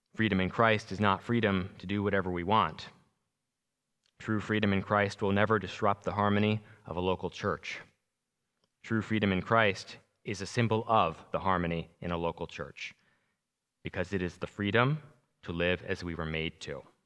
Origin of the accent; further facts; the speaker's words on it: Long Island, New York, United States; moved away; I'm originally from New York, Long Island